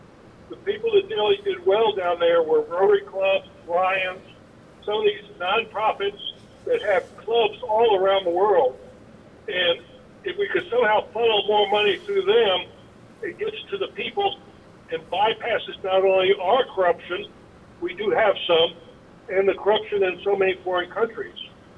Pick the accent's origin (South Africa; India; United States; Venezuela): Venezuela; I grew up in Venezuela during the 60s and 70s when it was a nice country.